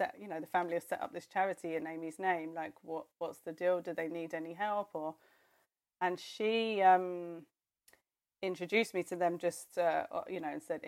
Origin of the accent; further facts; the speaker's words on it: London, United Kingdom; I grew up in London. That's my home. I'm born and bred Londoner